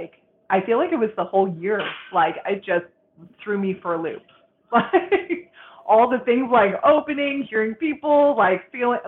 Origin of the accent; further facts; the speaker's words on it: Boston, Massachusetts, United States; moved away; I'm originally from Boston